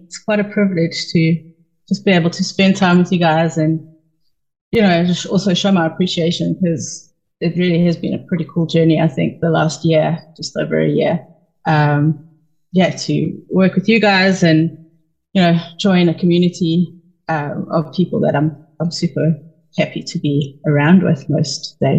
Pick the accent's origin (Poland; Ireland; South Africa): South Africa; moved away as an adult; now in United States; And we moved to the US from South Africa like 2015, I think, 2014.